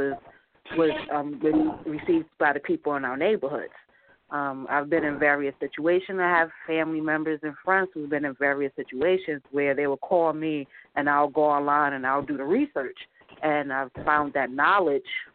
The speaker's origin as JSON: {"language": "English", "town": "New York City", "region": "New York", "country": "United States", "said": "I'm from Brooklyn, New York"}